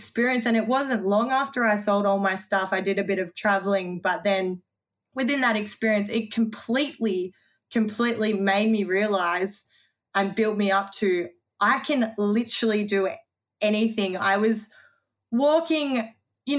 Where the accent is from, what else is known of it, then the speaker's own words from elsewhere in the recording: Lilydale, Victoria, Australia; I'm from Lilydale.